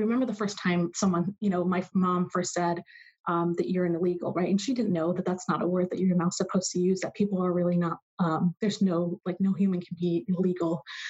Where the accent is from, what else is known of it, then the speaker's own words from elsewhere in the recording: Mexico; now in Arizona, United States; Mexico. Yeah.